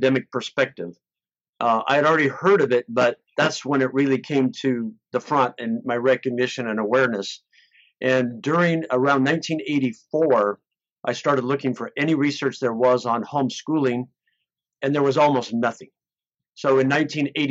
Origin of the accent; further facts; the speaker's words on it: Oregon, United States; I grew up in the United States, Oregon, state of Oregon, Northwest.